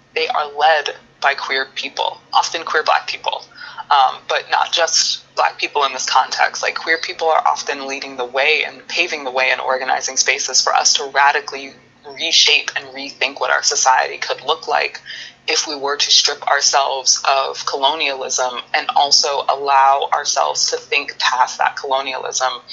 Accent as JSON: {"language": "English", "country": "United States", "said": "we as Americans"}